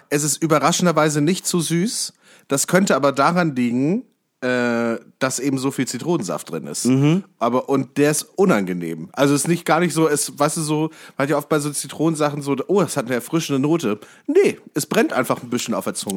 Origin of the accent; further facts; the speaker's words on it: near Kassel, Hesse, Germany; ich bin ja in der Nähe von Kassel aufgewachsen